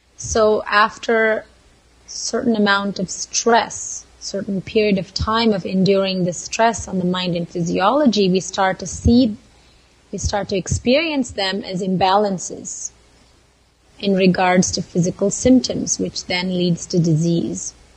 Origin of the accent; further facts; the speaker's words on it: Mysore, Karnataka, India; moved away as an adult; now in Santa Barbara, United States; I was born and raised in India, in Mysore, small southern town